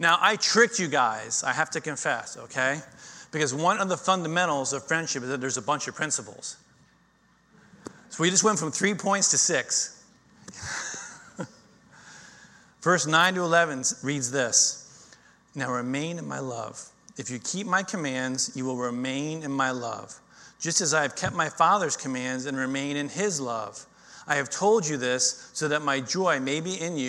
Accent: Florida, United States; I grew up in Florida

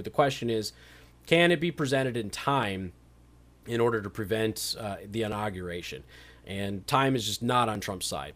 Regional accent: Las Vegas, Nevada, United States; I'm from Las Vegas

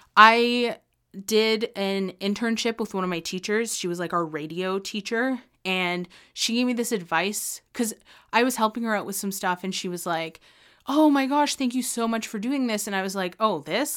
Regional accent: Ontario, Canada; moved away as an adult; also born or lived in British Columbia; I was literally from Ontario

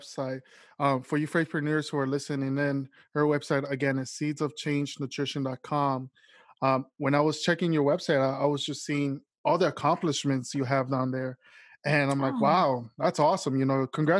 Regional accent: Miami, Florida, United States; now in New York, United States; originally I was raised in Miami

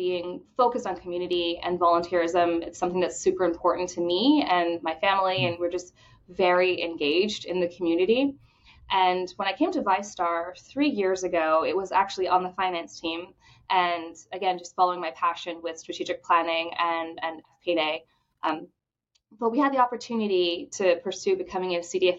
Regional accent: Bahamas; now in Jacksonville, United States; I grew up in the Bahamas

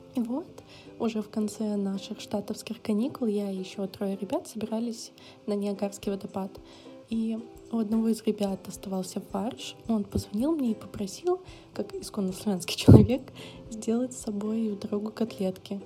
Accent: Belarus; moved away; я сама из Беларуси

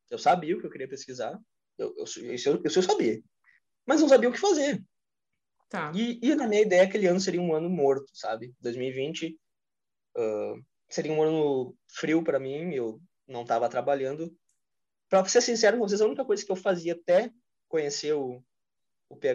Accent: Brazil; o brasileiro, não sei se no mundo todo, mas é, eu sou brasileiro, eu tenho realidade aqui do Rio Grande do Sul.

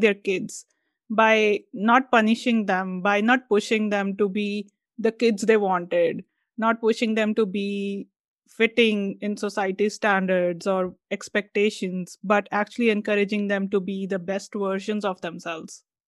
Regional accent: India; us being Indian

